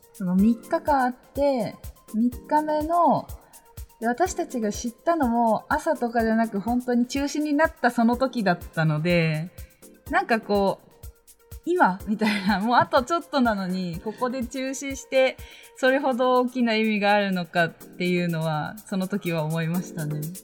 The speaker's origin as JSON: {"language": "Japanese", "region": "Shizuoka", "country": "Japan", "tie": "born or raised there", "moved": "as an adult", "lives_now": "Tokyo, Japan", "said": "私も実家に帰ってました私は静岡で"}